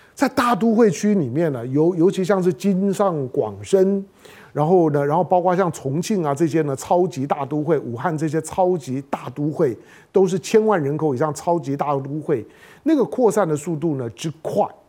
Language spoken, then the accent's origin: Chinese; Taiwan; 台湾是我土生土长的地方啊